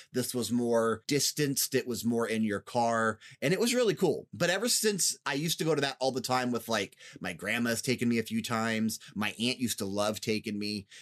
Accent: Northeast Ohio, United States; moved away as an adult; also born or lived in Las Vegas, Nevada; I'm from Northeast Ohio originally before I moved to Vegas, then we're back in Ohio now

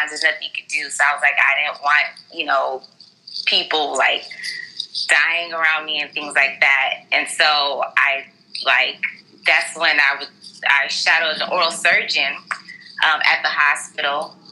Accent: Houston, Texas, United States; I'm from Houston, Texas, Southwest Houston, Texas, to be exact. And I'm Nigerian

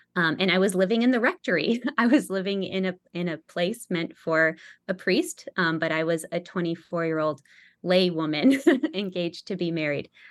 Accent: Denver, Colorado, United States; moved away; also born or lived in Brownsville, Texas; I'm from Denver, just like Brian, actually, we grew up in the same parish

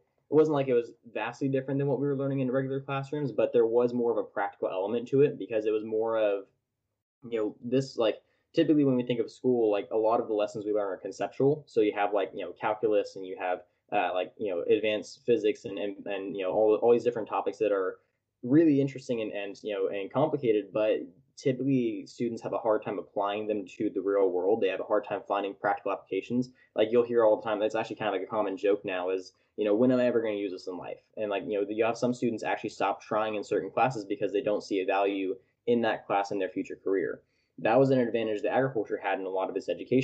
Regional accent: Tulare, California, United States; now in Fresno, United States; I was born and raised in Tulare, California, which is right in the smack dab center of California.

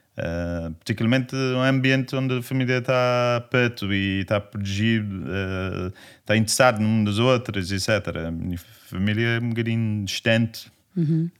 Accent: England, United Kingdom; Portuguese is a second language; moved away as an adult; also born or lived in Manchester, United Kingdom / London, United Kingdom; now in Lisbon, Portugal; eu, eu, nasci no campo, na Inglaterra, e viveu lá até 18 anos

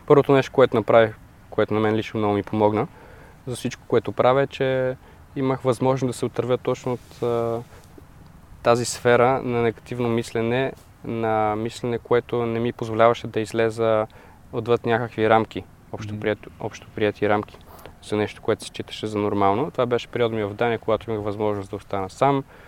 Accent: Bulgaria; also born or lived in Denmark; като българин

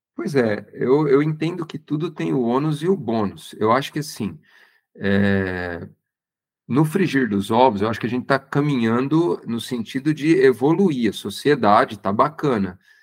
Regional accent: Santo André, São Paulo, Brazil; moved away as an adult; also born or lived in Campinas; now in Americana, Brazil; eu não sou daqui, eu sou do Santo André, ali do ABC Paulista.

